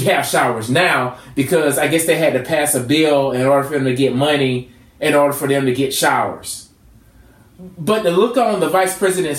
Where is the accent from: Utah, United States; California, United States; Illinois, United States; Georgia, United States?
Georgia, United States; That's where I'm from. I'm from Georgia.